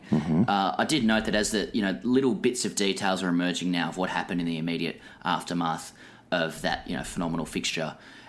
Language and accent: English; Australia; It's always hard to know as an Australian whether that's just, whether that's woke revisionism or just denial, on our part.